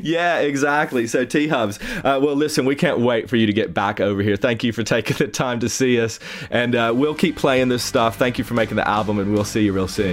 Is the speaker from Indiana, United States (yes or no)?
no; East Tennessee, United States; I grew up in East Tennessee